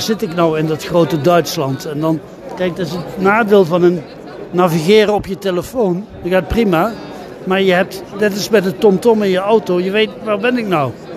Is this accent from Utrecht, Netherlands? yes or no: no; Eindhoven, North Brabant, Netherlands; now in Heeswijk-Dinther, Netherlands; Ik woon in Heeswijk-Dinter, dat is in de buurt van Sertogenbos. Ik kom eigenlijk uit Eindhoven